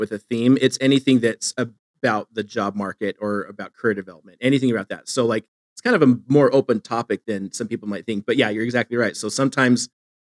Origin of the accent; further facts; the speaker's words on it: Phoenix, Arizona, United States; moved away as an adult; also born or lived in Boise, Idaho; now in Eastern Idaho, United States; I'm from Phoenix. And so I moved from Phoenix to Boise and then from Boise to where I am in Eastern Idaho